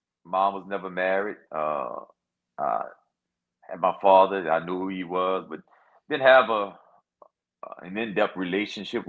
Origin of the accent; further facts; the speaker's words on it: Louisiana, United States; born and raised in Louisiana. You know, love it. Proud to be from Louisiana